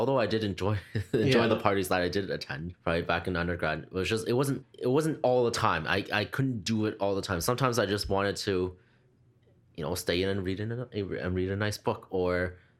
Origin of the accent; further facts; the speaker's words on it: Canada; born there; also born or lived in Hong Kong; And so although I was born here in mm-hmm. Canada, I'm a Canadian citizen, but did move over to Hong Kong for a few years.